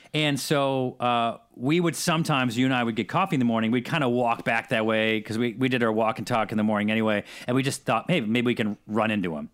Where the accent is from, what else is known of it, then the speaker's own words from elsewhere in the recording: Syracuse, New York, United States; I'm from Syracuse